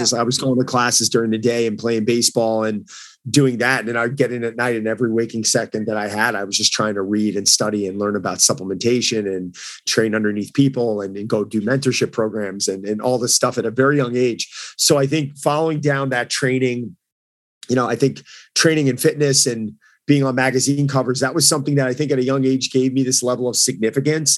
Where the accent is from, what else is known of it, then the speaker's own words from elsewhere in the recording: New York, United States; I'm from New York